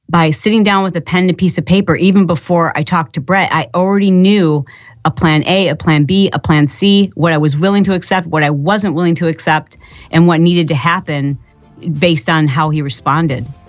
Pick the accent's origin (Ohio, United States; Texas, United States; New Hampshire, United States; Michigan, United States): Michigan, United States; I grew up in Michigan